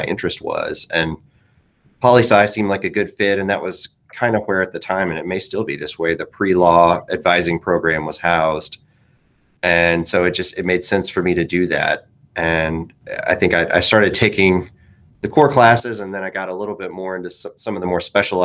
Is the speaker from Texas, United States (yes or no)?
yes; Orange, Texas, United States; I grew up in Orange, Texas